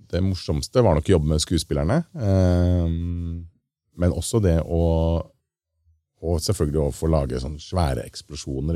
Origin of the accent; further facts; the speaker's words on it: Lørenskog, Akershus, Norway; han lille gutten som sto hjemme i eh, skauen eh, hjemme på Lørenskog og sprengte den der eh, lekebilen med kinaputter foran VHS-kamera